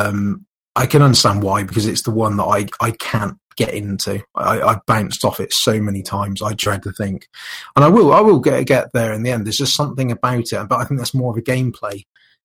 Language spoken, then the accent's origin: English; United Kingdom; being British